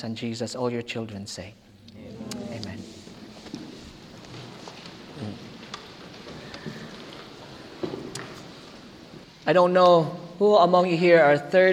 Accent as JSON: {"language": "English", "country": "Philippines", "second_language": "English", "moved": "yes", "said": "Our church, back in the Philippines, by the way, I'm a Filipino, back in the Philippines"}